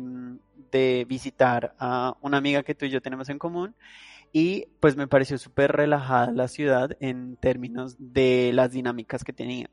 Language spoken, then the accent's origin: Spanish; Colombia; moved away as an adult; also born or lived in London, United Kingdom / Madrid, Spain; Salí de mi país, de Colombia